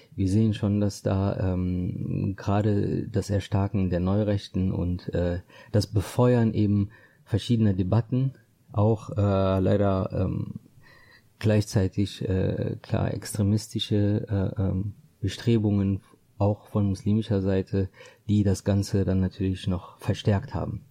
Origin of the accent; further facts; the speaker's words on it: Düsseldorf, North Rhine-Westphalia, Germany; für mich ist meine Heimat äh, Düsseldorf und äh, ganz speziell äh, Düsseldorf-Benrath